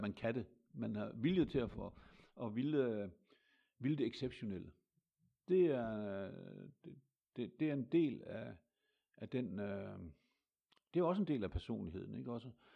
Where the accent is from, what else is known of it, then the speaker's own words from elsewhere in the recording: Hammershøj, Central Denmark Region, Denmark; also born or lived in between Hulbæk and Kvorning Mølle; jeg er født i 1953 i en øh, landsby, der hedder Hammershøj